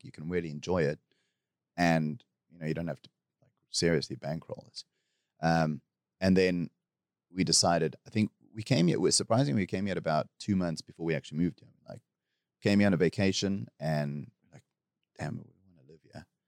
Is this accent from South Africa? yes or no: yes; South Africa; moved away as an adult; now in Bangkok, Thailand; I'm from South Africa